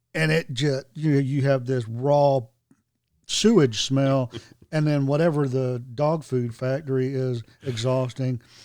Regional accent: Hope Mills, North Carolina, United States; I grew up in Hope Mills

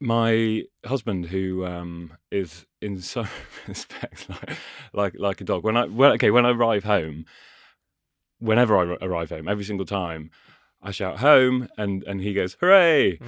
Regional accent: Ashby-de-la-Zouch, East Midlands, United Kingdom; also born or lived in Cheshire; now in London, United Kingdom; I was born and grew in Cheshire and lived there for a bit. And then Leicestershire is sort of my home

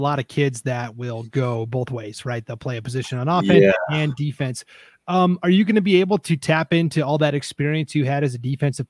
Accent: Montana, United States; I'm from Montana, like Matt Miller is

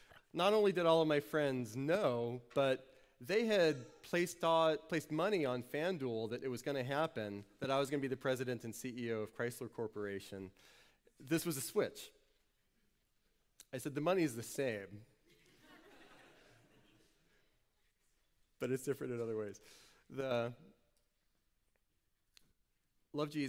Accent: New Orleans, Louisiana, United States; moved away as an adult; also born or lived in New Hampshire; I went away, far away from where I grew up in New Orleans, went to college in New Hampshire

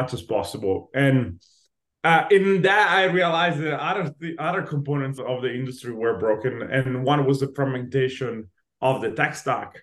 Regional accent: Italy; moved away as an adult; now in Los Angeles, United States; I was born and raised in Italy. I moved to LA specifically when I was 21.

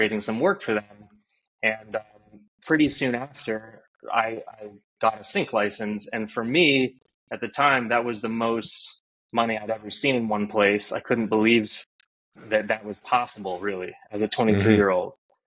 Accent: Northeast, United States; also born or lived in New York; I grew up in the Northeast

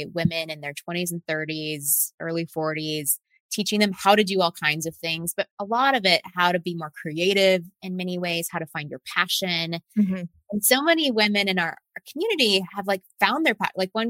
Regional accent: Texas, United States; moved away as an adult; also born or lived in Silicon Valley; I was born and raised in Texas

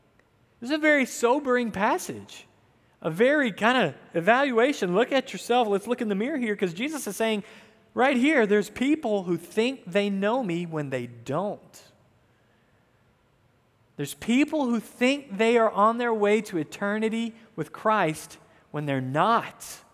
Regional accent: the South, United States; Many of you might not know I grew up in the South.

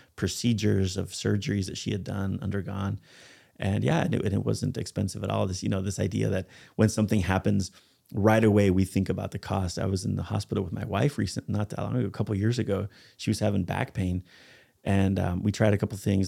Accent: United States; I'm a foreigner, I'm American

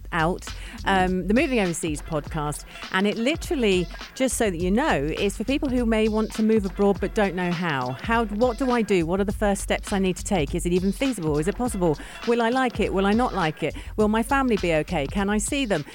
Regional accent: England, United Kingdom; now in UAE; two English girls

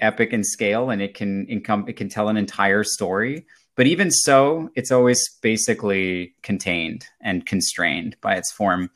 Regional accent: Germany; moved away; I grew up in Germany, um, as a child of an American parent and a, and a German-speaking parent.

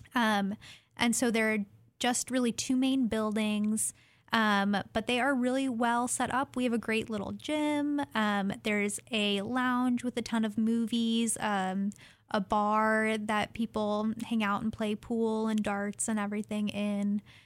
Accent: Fairbanks, Alaska, United States; now in Oregon, United States; I'm originally from Fairbanks, Alaska, and very happy to be living in Oregon now

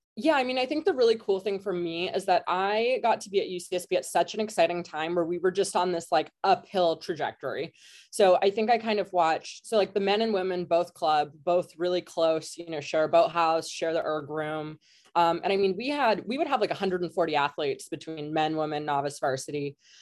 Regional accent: Kelowna, British Columbia, Canada; moved away as an adult; also born or lived in California; I'm Canadian. I'm from Western Canada. I'm from a town called Kelowna, which is in the interior.

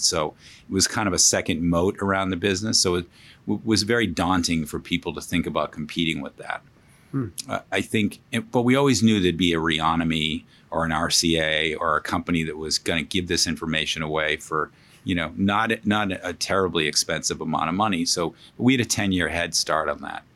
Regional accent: Boston, Massachusetts, United States; now in New York, United States; Grew up in Boston, a great place to grow up

